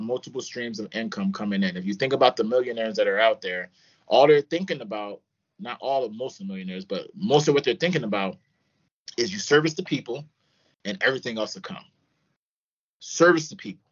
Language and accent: English; Philadelphia, Pennsylvania, United States; moved away; also born or lived in Florida / Los Angeles; I'm from Philadelphia, moved all the way to Florida, played at Bethune-Cookman University, played there, moved